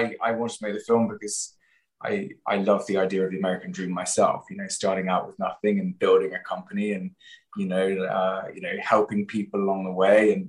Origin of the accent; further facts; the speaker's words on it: Stroud, South West England, United Kingdom; I grew up in the Cotswolds, in a town called Stroud, which is very small